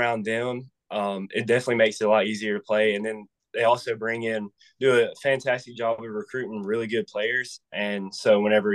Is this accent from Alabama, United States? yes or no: yes; Alabama, United States; I'm from Alabama.